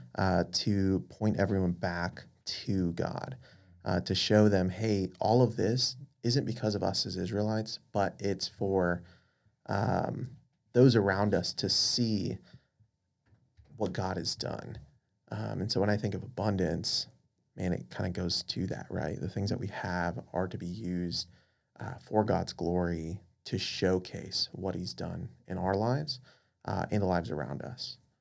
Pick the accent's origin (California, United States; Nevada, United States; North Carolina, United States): Nevada, United States; Las Vegas; moved away as an adult; also born or lived in Dallas; now in Houston, United States; originally born and raised in Las Vegas